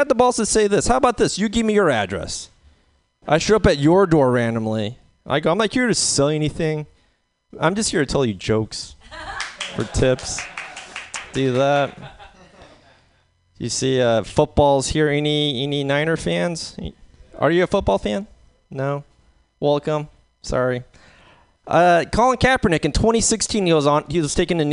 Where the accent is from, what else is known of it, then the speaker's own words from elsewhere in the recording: San Francisco, California, United States; San Francisco